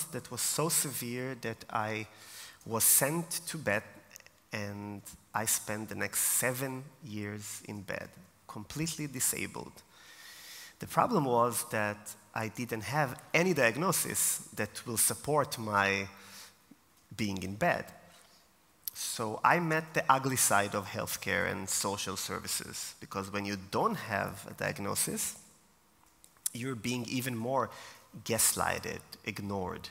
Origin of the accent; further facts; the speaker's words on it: Israel; moved away as an adult; now in Austria; I am from Israel originally, and I came to Austria 4 years ago